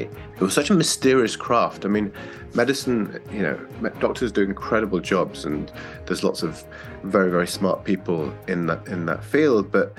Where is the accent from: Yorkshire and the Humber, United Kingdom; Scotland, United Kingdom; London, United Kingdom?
Yorkshire and the Humber, United Kingdom; Leeds; Yeah, well, I grew up in Leeds, which is not too much further north than Manchester. but it's a big northern, originally a big industrial town of around 1 million people.